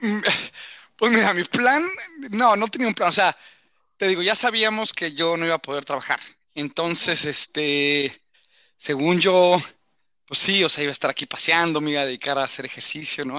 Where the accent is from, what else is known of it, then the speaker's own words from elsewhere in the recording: Mexico; moved away; como mexicano, como hispanohablante